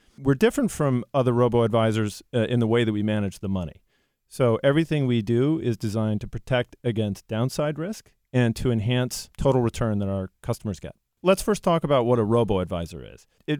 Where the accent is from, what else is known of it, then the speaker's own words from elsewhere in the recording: Ridgewood, New Jersey, United States; Ridgewood, New Jersey.